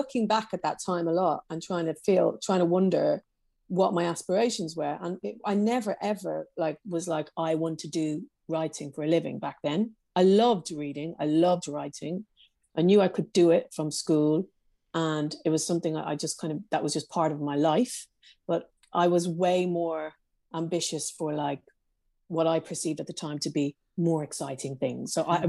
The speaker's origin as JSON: {"language": "English", "town": "Belfast", "region": "Northern Ireland", "country": "United Kingdom", "tie": "born or raised there", "said": "some of the people in Belfast that I worked with, was that we grew up in the Troubles, but they were just our life."}